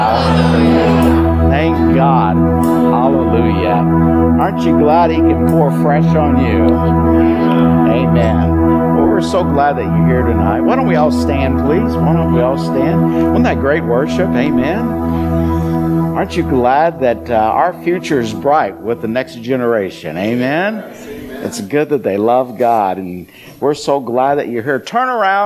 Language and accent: English; Iowa, United States; I'm from the southern branch of the family. I'm from Iowa.